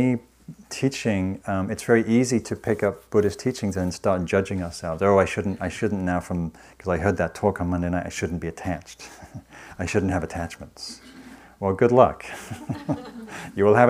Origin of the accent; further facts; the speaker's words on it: the north of England, United Kingdom; moved away; I was raised in Northern England in a working class family